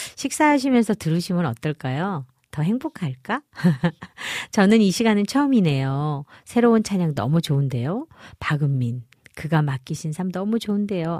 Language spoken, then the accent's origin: Korean; Goseong, Gangwon, South Korea; 제가 어려서 강원도 고성에서 자라면서